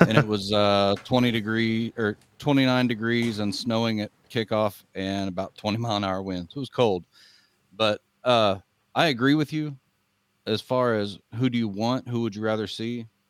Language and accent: English; Northeast Kansas, United States; now in South Georgia, United States; I grew up, I grew up in Northeast Kansas, but I, I, uh, live in South Georgia now